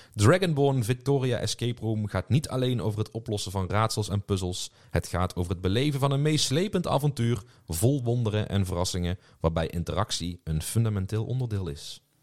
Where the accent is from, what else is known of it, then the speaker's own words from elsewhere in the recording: Netherlands; voor ons als Hollanders was het wel thuiskomen